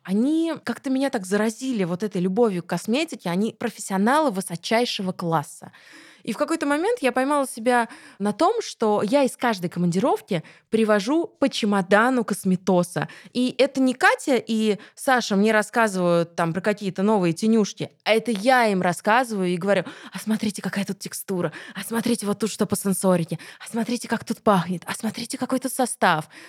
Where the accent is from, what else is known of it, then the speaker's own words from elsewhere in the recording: Krasnogorsk, Moscow Oblast, Russia; в Красногорске, в моем родном городе